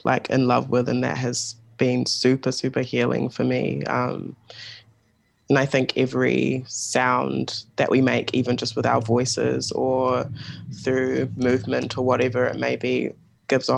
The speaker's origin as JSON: {"language": "English", "region": "Auckland", "country": "New Zealand", "tie": "born or raised there", "said": "I was born and raised in Auckland in Tamaki"}